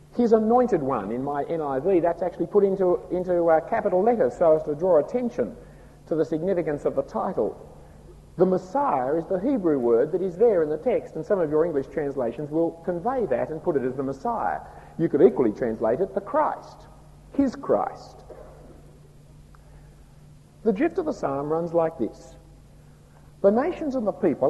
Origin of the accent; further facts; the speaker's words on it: Australia; accent: broad Australian; my broad Australian accent